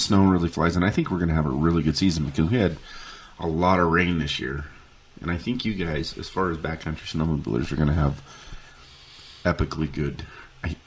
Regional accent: Wyoming, United States; I'm from Wyoming.

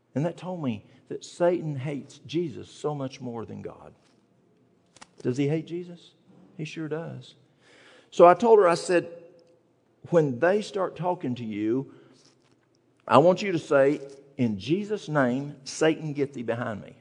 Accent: East Tennessee, United States; moved away; I'm from the mountains of East Tennessee

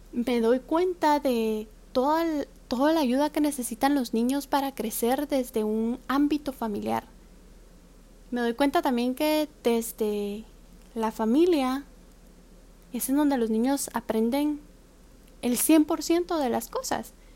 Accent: Guatemala; now in Taiwan; Soy una guatemalteca que se encuentra actualmente viviendo, estudiando y trabajando en Taiwán.

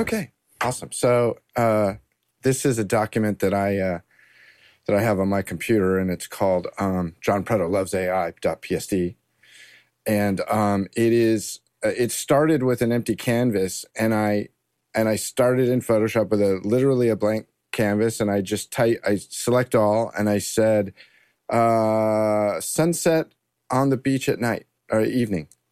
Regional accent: Southern California, United States; I grew up in Southern California

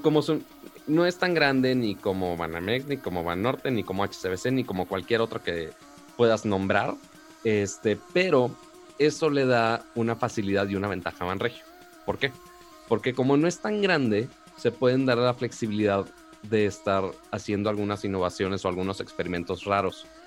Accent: Monterrey, Nuevo León, Mexico; yo soy de Monterrey

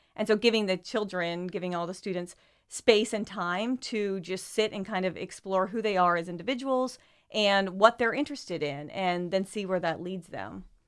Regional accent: Sussex County, Delaware, United States; moved away as an adult; also born or lived in Ohio / Atmore, Alabama; now in Wilmington, United States; I grew up in Sussex County.

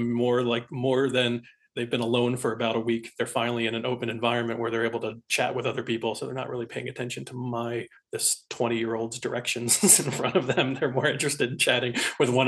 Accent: Philadelphia suburbs, Pennsylvania, United States; moved away; also born or lived in Colorado; I'm originally from the Philadelphia suburbs

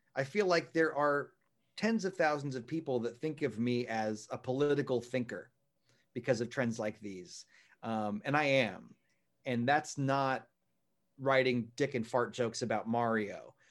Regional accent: Texas, United States; moved away as an adult; also born or lived in New York City; I am gonna get a job for a while, uh, in my hometown in Texas and live with my folks

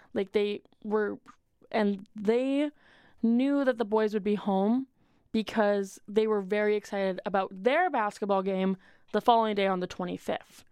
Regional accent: Washington, United States; I'm from Washington.

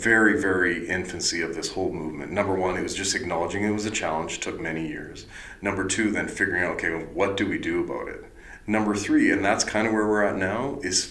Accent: the Interior, British Columbia, Canada; moved away; my hometown in the interior

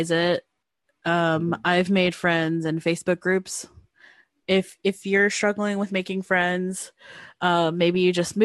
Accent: Georgia, United States; my small town in Georgia, like my hometown

